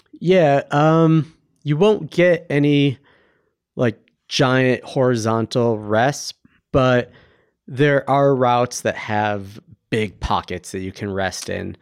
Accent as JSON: {"language": "English", "region": "Ohio", "country": "United States", "moved": "yes", "lives_now": "Bend, Oregon, United States", "said": "we're both from Ohio"}